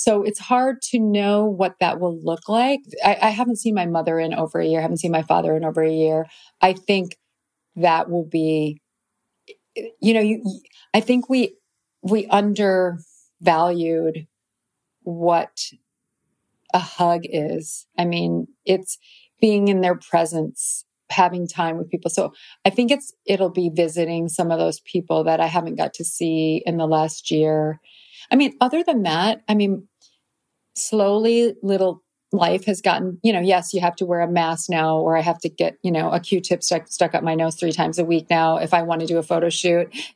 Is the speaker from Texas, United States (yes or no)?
no; DeKalb, Illinois, United States; moved away; I loved where I grew up, but I knew I was not destined to stay in DeKalb, Illinois